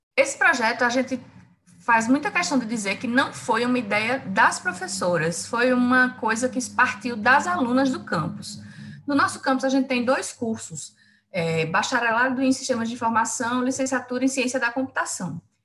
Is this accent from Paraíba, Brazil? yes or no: yes; Campina Grande, Paraíba, Brazil; moved away as an adult; now in João Pessoa, Brazil; eu sou de Campina Grande, na Paraíba